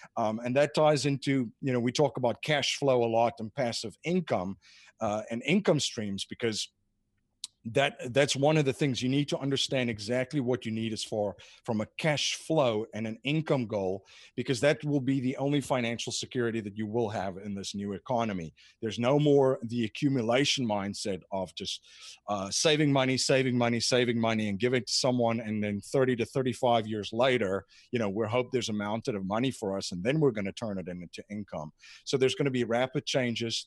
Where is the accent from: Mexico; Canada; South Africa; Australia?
South Africa; moved away as an adult; now in United States; I grew up in South Africa